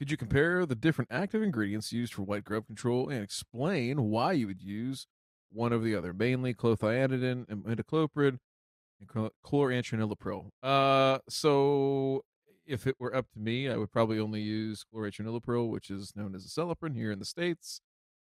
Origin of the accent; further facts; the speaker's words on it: Canada; here in Canada, Matt, because, you know, we're all Canadian up here.